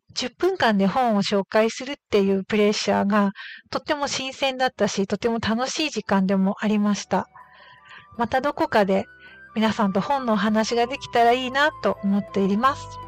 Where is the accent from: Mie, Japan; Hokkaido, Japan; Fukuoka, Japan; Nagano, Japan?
Hokkaido, Japan; 私のふるさとの北海道